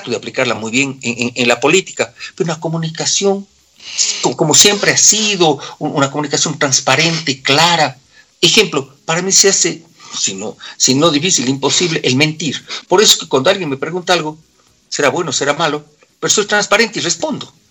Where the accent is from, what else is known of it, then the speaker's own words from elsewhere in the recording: Quito, Pichincha, Ecuador; Porque yo soy quiteño, mi querido amigo. Yo soy quiteño. Yo defiendo a mi ciudad.